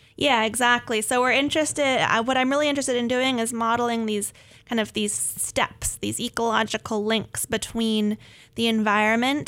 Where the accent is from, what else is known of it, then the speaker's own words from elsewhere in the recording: Northern California, United States; moved away; I grew up in Northern California near the coast